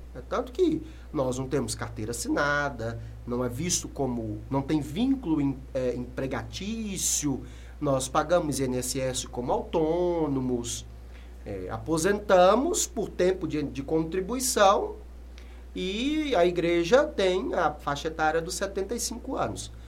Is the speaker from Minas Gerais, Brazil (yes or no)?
yes; Sete Lagoas, Minas Gerais, Brazil; also born or lived in Contagem / Belo Horizonte; Depois nós retornamos para Sete Lagoas. E lá cresci